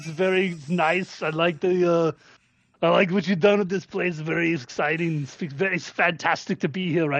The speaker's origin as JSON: {"language": "English", "country": "Austria", "tie": "born or raised there", "said": "Well, you know, as I was a young boy growing up in Austria, Santa Claus is actually from Austria. We were Austrian."}